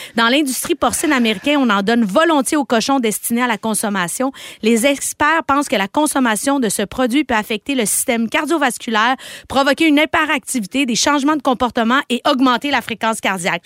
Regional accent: Quebec, Canada; Je me considère comme une Québécoise

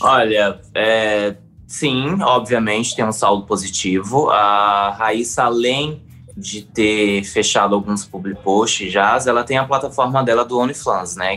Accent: Northeast Region, Brazil; eu sou gay, sou nordestino

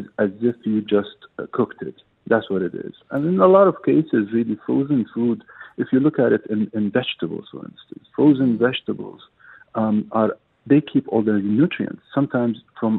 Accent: United Arab Emirates; I grew up here in the UAE. My whole life was based in the UAE

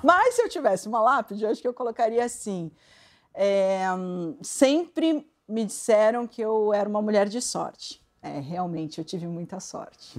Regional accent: Santo André, São Paulo, Brazil; eu nasci em Santo André

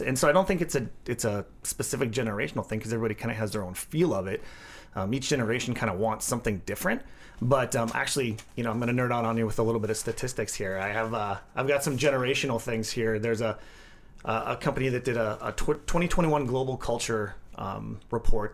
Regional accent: Midwest, United States; being born and raised in the Midwest

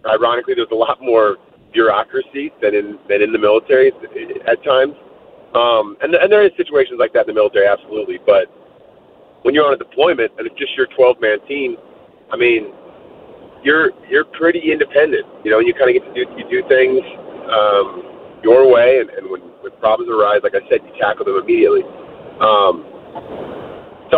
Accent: San Francisco Bay Area, California, United States; I grew up in the San Francisco Bay Area. Lived almost my whole young life there

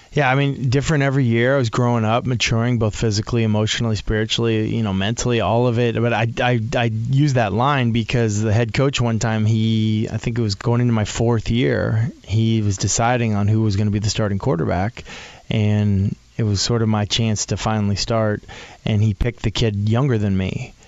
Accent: New England, United States; born or raised there; also born or lived in Boulder, Colorado / Nashville, Tennessee

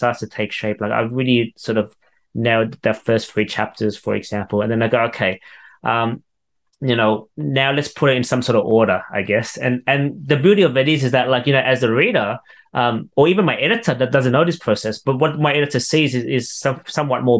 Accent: Sydney, New South Wales, Australia; I grew up in Western Sydney

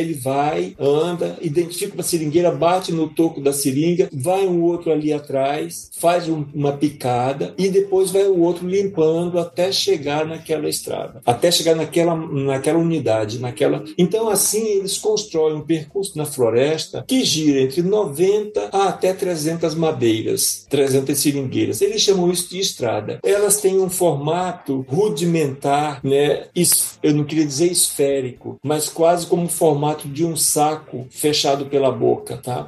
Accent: Rio Branco, Acre, Brazil; E fui nascido e criado na beira do Rio Acre, em Rio Branco.

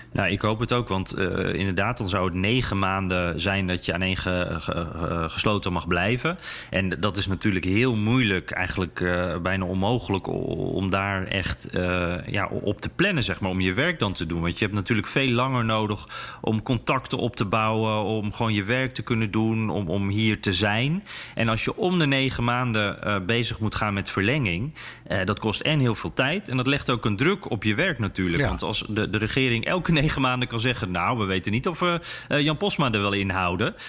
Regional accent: Netherlands; En dan zeg ik dus Nederland.

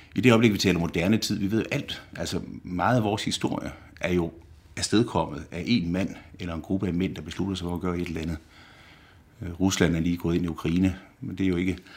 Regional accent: Denmark; moved away as an adult; now in Rome, Italy

